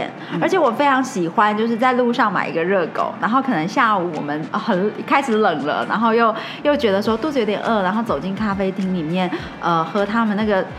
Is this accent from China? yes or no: no; Taiwan; 我们台湾人